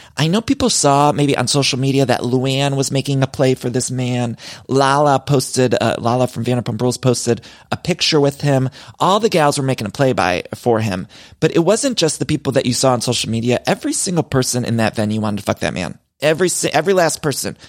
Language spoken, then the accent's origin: English; Cleveland, Ohio, United States; Cleveland, my hometown